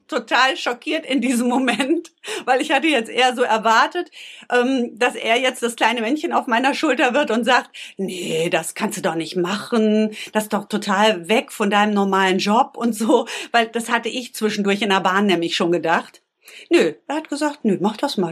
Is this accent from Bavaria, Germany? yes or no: no; Bünde, North Rhine-Westphalia, Germany; Ich komme aus Bünde. Bünde ist eine ganz kleine Stadt zwischen Wiengebirge und Teutoburger Wald. Klingt beschaulich, ist beschaulich. Dort bin ich aufgewachsen